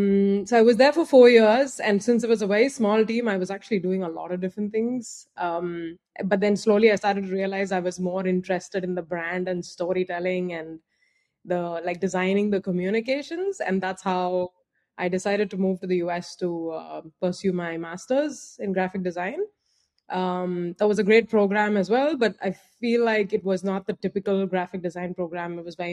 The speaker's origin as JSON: {"language": "English", "region": "Andhra Pradesh", "country": "India", "said": "I'm originally from India. I was born in a southern state called Andhra Pradesh, but really moved about quite a lot because of my father's job."}